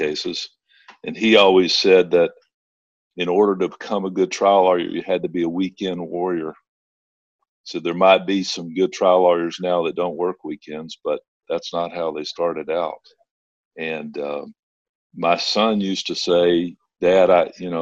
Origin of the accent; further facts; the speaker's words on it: Henderson, Texas, United States; now in Longview, United States; I started out in a small town, my hometown of Henderson, Texas